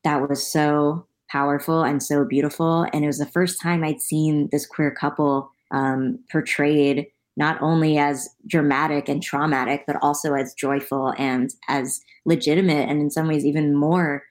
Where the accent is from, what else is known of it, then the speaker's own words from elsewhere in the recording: New York City, New York, United States; being from New York City, growing up near Alphabet City where Rent took place